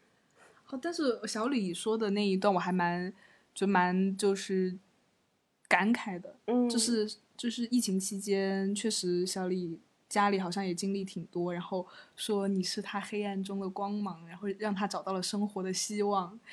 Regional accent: Chengdu, Sichuan, China; 作为一个成都人

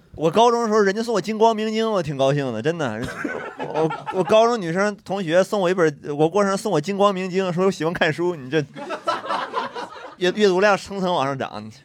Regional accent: Northeast China, China; 我们东北人

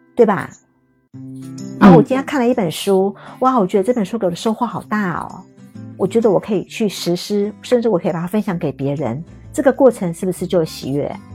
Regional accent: Taiwan; 我台湾这边

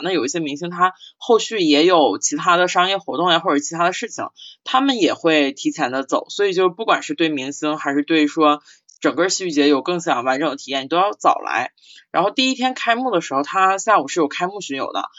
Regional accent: Northeast China, China; accent: Northeastern Mandarin; 用我们东北话讲满哪儿窜

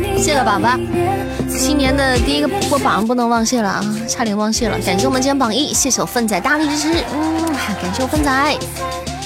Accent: Northeast China, China; now in Xi'an, China; 我老家东北，但我们在西安呀

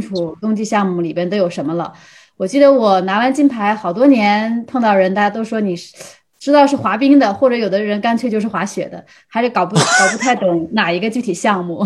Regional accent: Heilongjiang, China; 他是来自吉林省，我是来自黑龙江嘛。

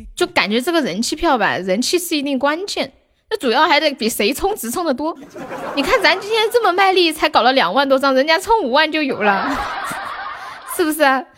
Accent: Sichuan, China; accent: Sichuanese; 我们四川话讲花就是 H 会发那个 F 的音

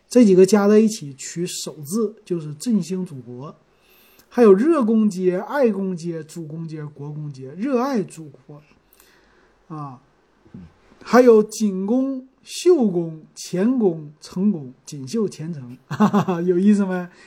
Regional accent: Shenyang, Liaoning, China; moved away; 我们这个皇姑区啊，我们从小生活在这儿的时候

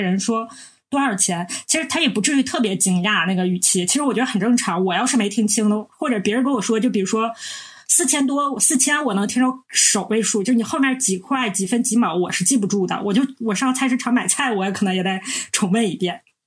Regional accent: Northeast China, China; 我们是三个来自东北的ladies

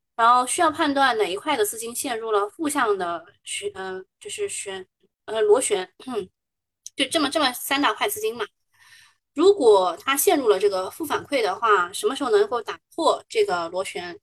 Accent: Shanghai, China; 我们上海人嘛

